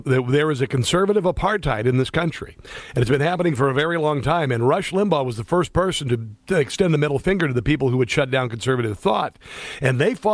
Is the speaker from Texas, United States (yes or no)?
no; Iowa, United States; moved away; I grew up in Iowa